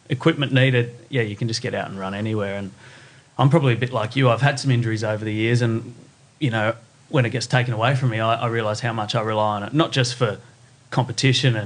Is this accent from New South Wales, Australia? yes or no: yes; Blue Mountains, New South Wales, Australia; now in Sydney, Australia; I grew up in the Blue Mountains